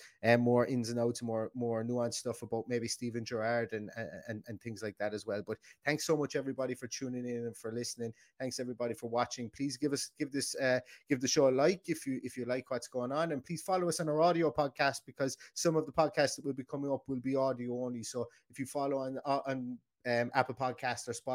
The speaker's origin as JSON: {"language": "English", "country": "Ireland", "said": "we're Irish"}